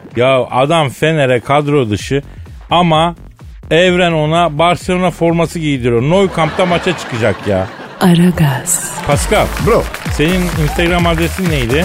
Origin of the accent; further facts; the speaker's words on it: Istanbul, Turkey; Bir İstanbullu olarak